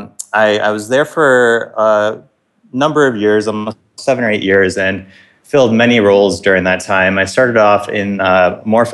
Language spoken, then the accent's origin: English; Buffalo, New York, United States; moved away as an adult; now in New York City, United States; I grew up in Buffalo, New York, and that's really where my sports roots started to grow